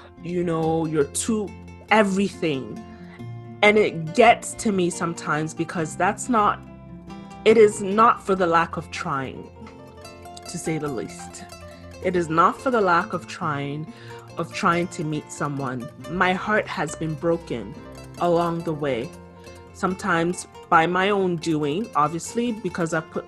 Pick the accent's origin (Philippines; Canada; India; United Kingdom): Canada; also born or lived in Ghana (ancestry); I'm Canadian born, my ancestry is Ghanaian.